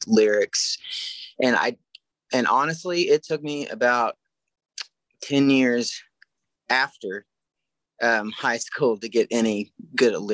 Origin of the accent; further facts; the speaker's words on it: near Enid, Oklahoma, United States; about 45 minutes away from my hometown